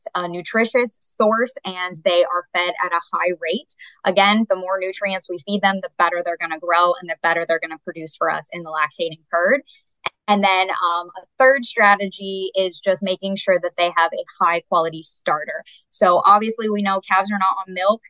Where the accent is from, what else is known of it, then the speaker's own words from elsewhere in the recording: Berks County, Pennsylvania, United States; moved away as an adult; also born or lived in South Carolina / Indiana; I grew up in Berks County, Pennsylvania.